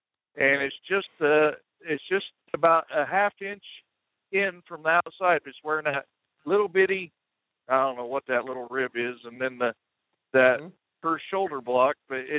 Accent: Alberta, Canada; The southern part, the Oklahoma part.

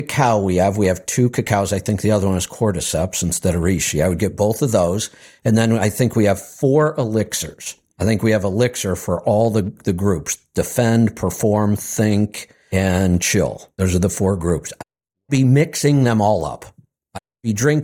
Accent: Akron, Ohio, United States; now in Central Florida, United States; I was from Akron, Ohio, and I moved to Central Florida

